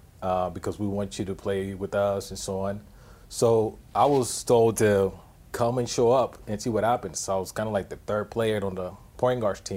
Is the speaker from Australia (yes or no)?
no; Panama; now in United States; I grew up in Panama